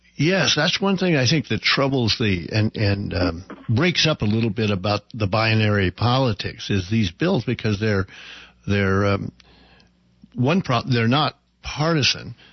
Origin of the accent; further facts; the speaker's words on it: Claremore, Oklahoma, United States; my hometown of Claremore